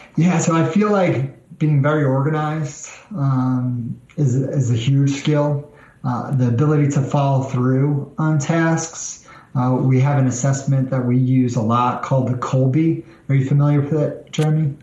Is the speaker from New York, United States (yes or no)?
yes; New York, United States; moved away as an adult; now in Nashville, United States; I'm originally from New York, so the South is a bit different than uh, than New York